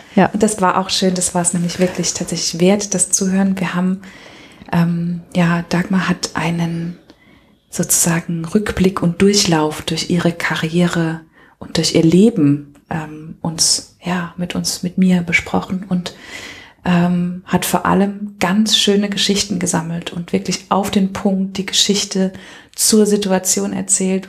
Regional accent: Germany; ich komme aus der Rheinebene.

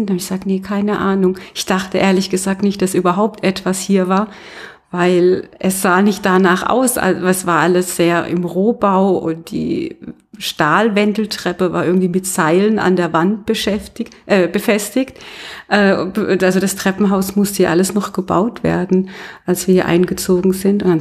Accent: Karlsruhe, Baden-Württemberg, Germany; Also du kommst gar nicht von hier? nee, ich komme aus Karlsruhe.

